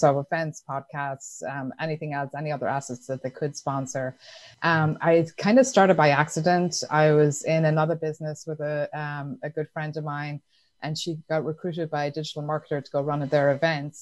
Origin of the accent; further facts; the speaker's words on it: Ireland; I grew up in Ireland